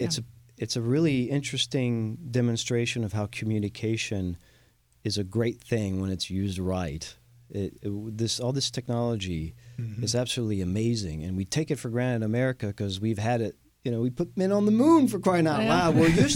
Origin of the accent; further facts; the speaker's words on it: France; now in Houston, United States; I am the Texan from France.